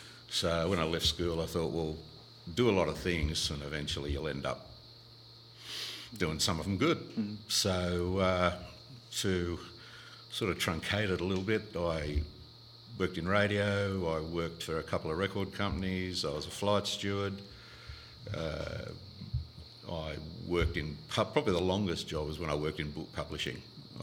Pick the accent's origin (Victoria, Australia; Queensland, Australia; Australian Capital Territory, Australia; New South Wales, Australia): New South Wales, Australia; Sydney; also born or lived in Penrith / North Rocks / Castle Hill / Baulkham Hills; I was born in Penrith, but we left there, I think it was about 62, and moved up to what was then the new suburb of Winston Hills into the Hills District.